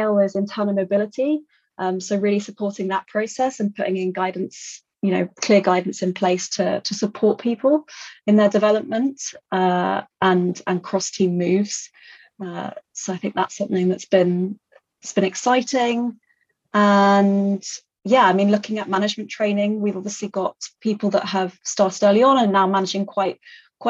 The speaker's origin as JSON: {"language": "English", "area": "Kent", "region": "South East England", "country": "United Kingdom", "tie": "born or raised there", "also_born_or_lived": "London / France", "said": "So I was born in London, raised in Kent, so in the UK, but I am half French. So my mum is French. So I've spent a lot of time in France and went to school there for a couple of years."}